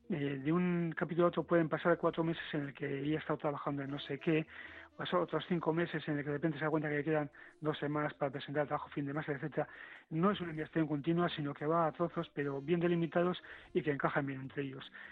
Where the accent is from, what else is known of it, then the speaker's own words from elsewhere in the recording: Bilbao, Basque Country, Spain; yo he comprado en el Carrefour de, de Bayona, o sea que soy un vasco integrado, pero soy de Bilbao.